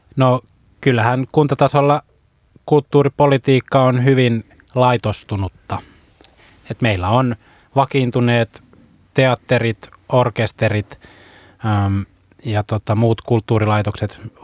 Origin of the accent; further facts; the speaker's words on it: Vaasa, Ostrobothnia, Finland; mä tuun itse Vaasasta